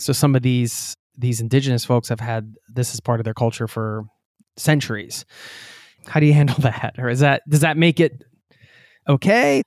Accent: Pennsylvania, United States; I'm from Pennsylvania too

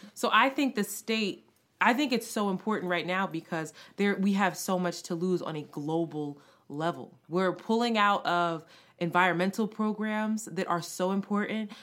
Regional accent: Philadelphia, Pennsylvania, United States; I participated in Freedom School growing up in Philadelphia

